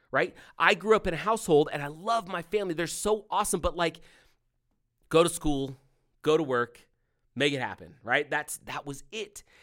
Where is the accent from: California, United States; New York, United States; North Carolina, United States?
California, United States; when I was growing up, growing up in California